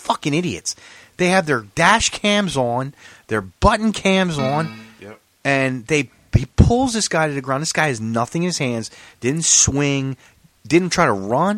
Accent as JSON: {"language": "English", "town": "Philadelphia", "region": "Pennsylvania", "country": "United States", "tie": "born or raised there", "said": "When I was growing up in Philly"}